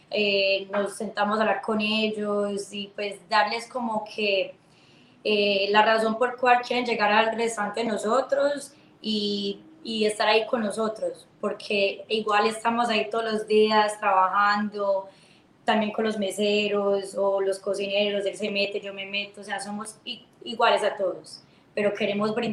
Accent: Kendall, Florida, United States; yo nací acá, criada acá en Kendall

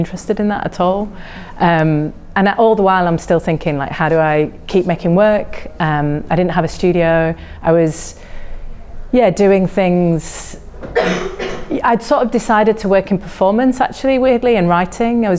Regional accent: Yorkshire and the Humber, United Kingdom; now in London, United Kingdom; I'm from West Yorkshire, very small town, not really an art scene at all, near Leeds

